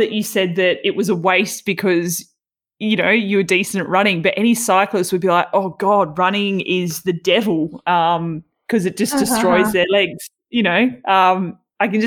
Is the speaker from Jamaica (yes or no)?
no; Tasmania, Australia; now in Victoria, Australia; I grew up in Tassie